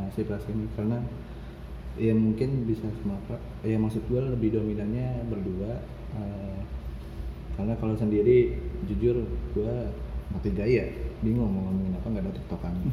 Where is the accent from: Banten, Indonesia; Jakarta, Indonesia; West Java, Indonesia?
West Java, Indonesia; Bekasi; kita dari Bekasi